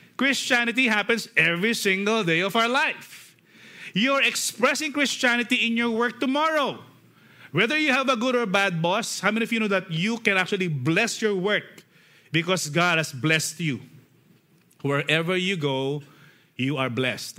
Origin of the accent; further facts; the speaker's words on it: Philippines; as Filipino, we love singing songs